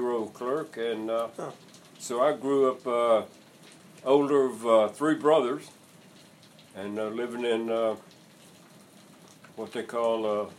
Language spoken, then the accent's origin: English; Anderson County, South Carolina, United States; I grew up in a little textile town up in Anderson County, South Carolina